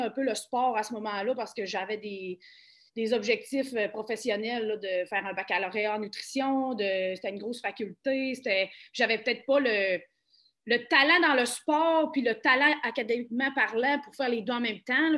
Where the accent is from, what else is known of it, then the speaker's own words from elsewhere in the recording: Saint-Félicien, Quebec, Canada; also born or lived in Montreal; now in Saguenay, Canada; je viens de Saint-Félicien.